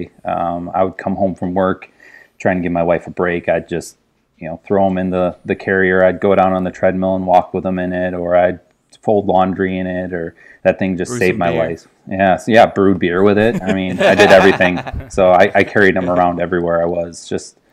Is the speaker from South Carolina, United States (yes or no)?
no; between Chicago and Milwaukee, Wisconsin, United States; moved away; I'm from near Chicago. Grew up in Wisconsin, just over the border, so right between Chicago and Milwaukee